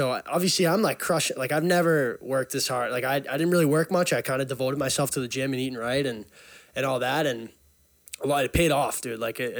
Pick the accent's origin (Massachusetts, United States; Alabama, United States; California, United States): Massachusetts, United States; Burlington; I grew up in Burlington, Mass. 22.